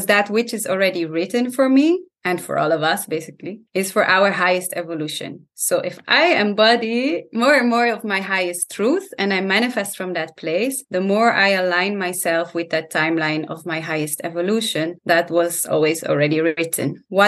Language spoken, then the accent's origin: English; Italy; I grew up, my parents are Dutch, but I grew up in Italy because they were traveling a lot and they created their dream where they started an organic farm in Italy. That's where I grew up.